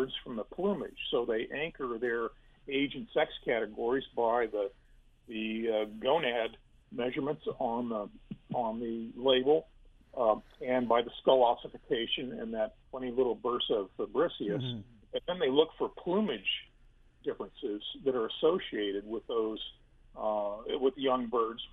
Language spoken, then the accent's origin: English; Denver, Colorado, United States; now in Louisiana, United States; I grew up in Denver